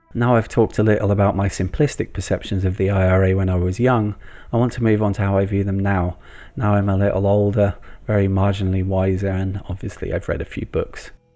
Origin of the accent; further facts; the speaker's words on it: England, United Kingdom; as a kid growing up in England in the nineteen eighties